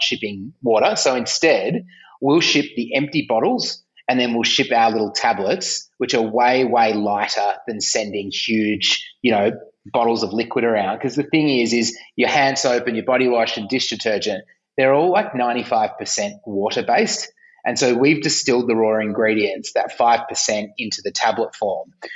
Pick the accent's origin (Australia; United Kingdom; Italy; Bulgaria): Australia; Melbourne, Victoria; I'm from Melbourne